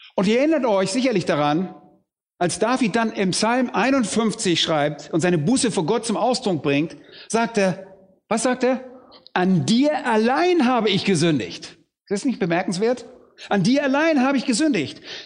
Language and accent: German; Germany; bei uns in Deutschland